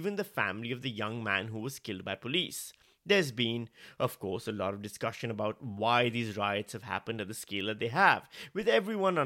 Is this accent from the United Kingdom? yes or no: no; Pakistan; now in Australia; I'm a Pakistani